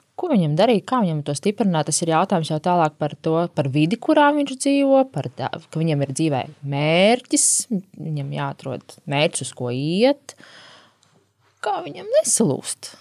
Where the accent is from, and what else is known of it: Latvia